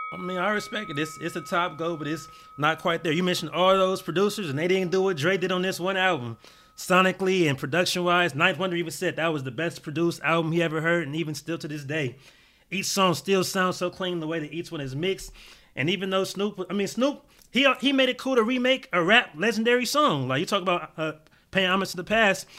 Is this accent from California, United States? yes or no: yes; Gardena, California, United States; I grew up in Gardena. I was Crenshaw and Rose Crans